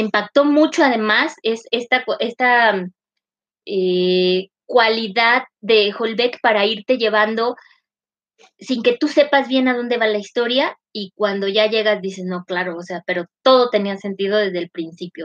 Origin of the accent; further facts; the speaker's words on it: northern Mexico, Mexico; first language Spanish; soy norteña